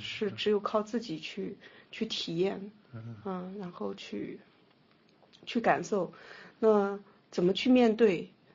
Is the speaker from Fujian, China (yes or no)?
no; Nanjing, Jiangsu, China; also born or lived in Xinjiang; 我基本上都是在南京长大的